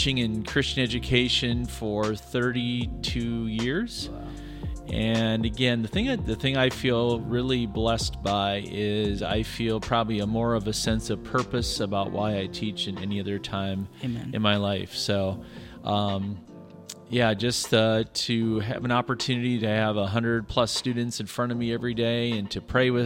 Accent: Iowa, United States; moved away as an adult; also born or lived in Northern Michigan; now in California, United States; I grew up in Iowa, grew up with my parents were both teachers as well

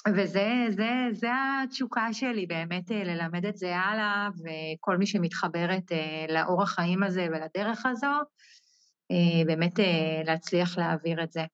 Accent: Ein HaMifratz, Northern District, Israel; אני מקיבוץ עין המפרץ, שזה בצפון.

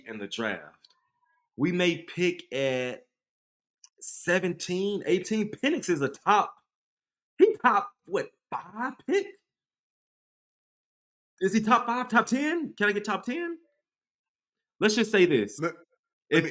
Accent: the South, United States; I'm from the South

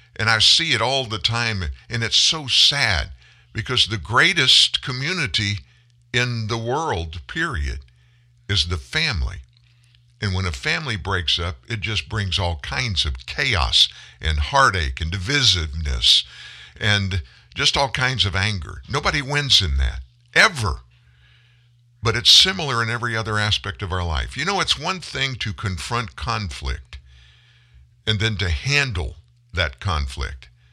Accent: Lafayette, Louisiana, United States; moved away; Lafayette, Louisiana, my hometown

